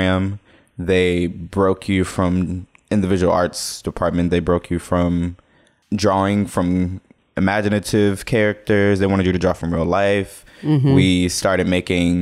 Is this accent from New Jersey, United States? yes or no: no; Jackson, Mississippi, United States; moved away as an adult; also born or lived in Memphis, Tennessee; I was born in 92. I'm from Jackson, Mississippi.